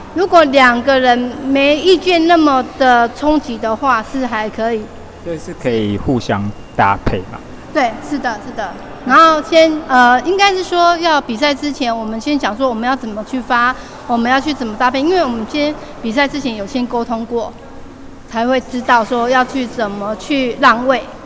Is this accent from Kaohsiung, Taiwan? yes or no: no; Yilan, Yilan County, Taiwan; 我来自宜兰，宜兰市